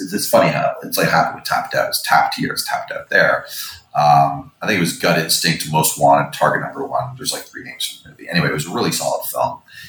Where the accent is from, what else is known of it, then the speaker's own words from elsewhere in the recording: Canada; And as a Canadian